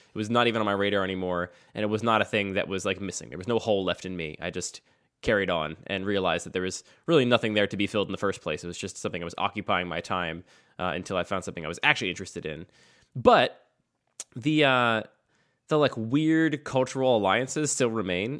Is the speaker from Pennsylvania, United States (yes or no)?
yes; outside of Philadelphia, Pennsylvania, United States; I grew up outside of Philadelphia